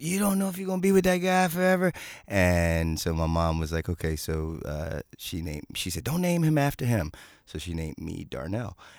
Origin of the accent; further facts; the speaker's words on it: Philadelphia, Pennsylvania, United States; I grew up in Philadelphia